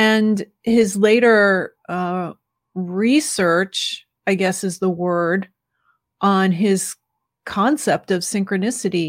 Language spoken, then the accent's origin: English; New York City, New York, United States; now in Chicago, United States; I was born in New York City. I live in Chicago.